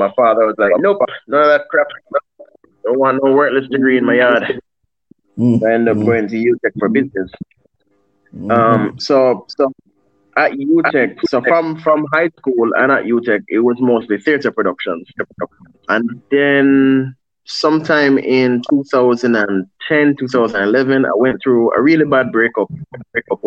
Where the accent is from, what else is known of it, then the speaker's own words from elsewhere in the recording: Jamaica; I'm Caribbean based. I'm a Jamaican, born and bred.